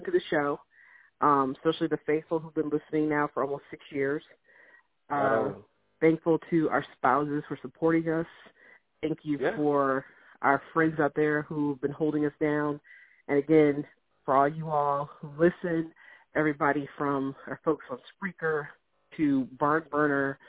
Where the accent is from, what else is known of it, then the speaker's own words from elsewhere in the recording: Michigan, United States; I was born in Michigan and not Ohio